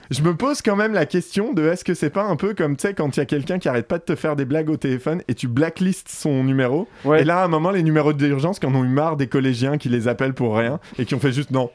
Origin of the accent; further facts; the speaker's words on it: Burgundy, Bourgogne-Franche-Comté, France; now in Paris, France; ma région d'origine, la Bourgogne